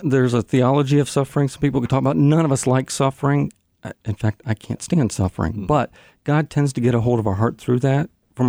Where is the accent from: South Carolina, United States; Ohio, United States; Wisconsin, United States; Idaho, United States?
Ohio, United States; Well, no, I grew up in Ohio.